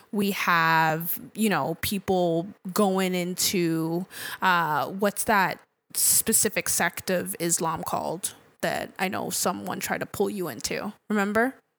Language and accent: English; Nigeria; as an African, um, as a Nigerian